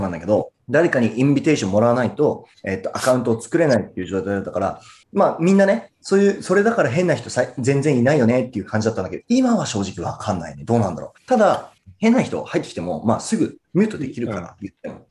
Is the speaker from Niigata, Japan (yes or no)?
yes; Murakami, Niigata, Japan; 僕、新潟県の村上市出身なんですけ